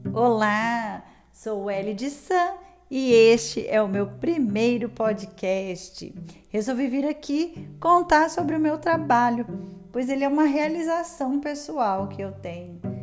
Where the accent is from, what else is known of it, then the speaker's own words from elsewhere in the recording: interior of São Paulo state, Brazil; now in Goiânia, Brazil; Eu sou paulista do interior de São Paulo, mas eu estou em Goiânia